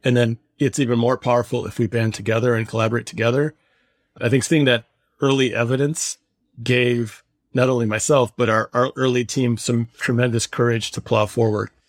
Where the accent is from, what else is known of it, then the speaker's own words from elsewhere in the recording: Michigan, United States; I was growing up in the heart of big auto.